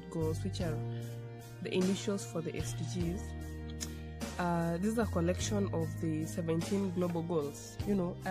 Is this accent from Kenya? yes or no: yes; Kenya; I'm from Kenya, the Jomo Kenyatta University of Agriculture and Technology